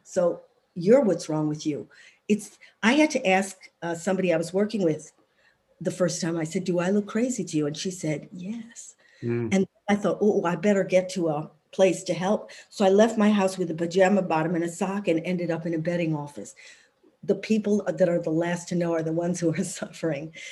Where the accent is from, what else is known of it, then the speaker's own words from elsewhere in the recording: Evanston, Illinois, United States; moved away as an adult; now in United Kingdom; I was born in Evanston, Illinois.